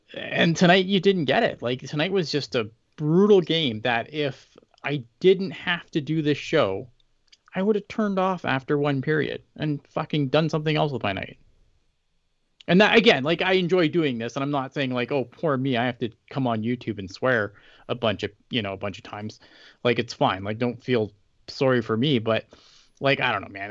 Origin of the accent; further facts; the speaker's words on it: Canada; I'm Canadian.